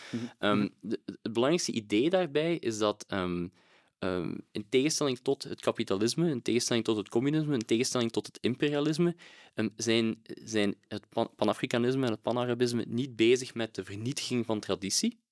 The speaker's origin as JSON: {"language": "Dutch", "country": "Belgium", "said": "als Belg"}